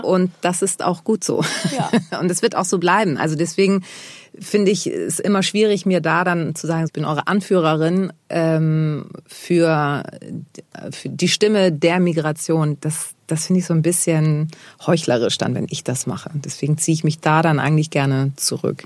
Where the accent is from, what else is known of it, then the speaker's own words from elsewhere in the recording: Germany; dass ich in Deutschland äh, geboren bin, bin ich halt auch Deutsche